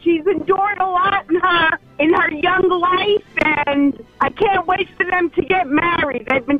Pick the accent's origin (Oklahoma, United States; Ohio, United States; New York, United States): New York, United States; New York City; moved away; I'm from Queens, New York.